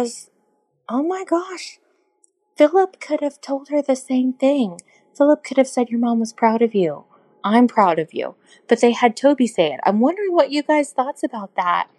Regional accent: Fort Worth, Texas, United States; I'm from Texas, North Texas, Fort

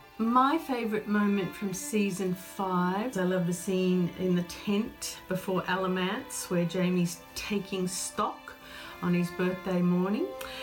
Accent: Hobart, Tasmania, Australia; I'm …. I'm from Hobart in Tasmania, which is the island state at the bottom of Australia.

